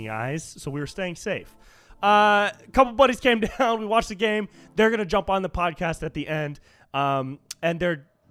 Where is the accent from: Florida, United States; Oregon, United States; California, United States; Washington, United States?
California, United States; I grew up in California, but my whole family were like diehard Patriots fans